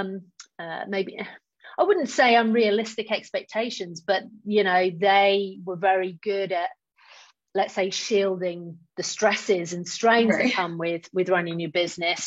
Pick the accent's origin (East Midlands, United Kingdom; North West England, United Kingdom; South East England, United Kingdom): South East England, United Kingdom; Oxford; now in Worcester, United Kingdom; I'm actually originally from Oxford, but living in Worcester